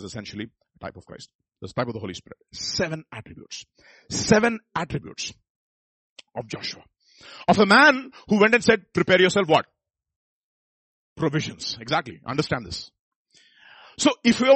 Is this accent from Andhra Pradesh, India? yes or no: yes; Visakhapatnam, Andhra Pradesh, India; I'm from Visakhapatnam. So, Andhra.